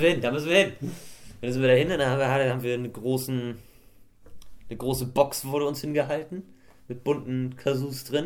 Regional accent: Swabia, Germany; bei uns in Schwaben

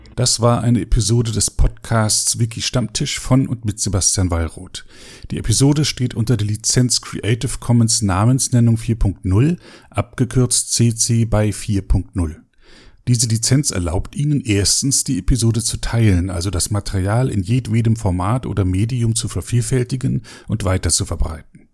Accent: East Germany, Germany; Ich bin ja, ja selber in einer ähm, Diktatur aufgewachsen in der DDR

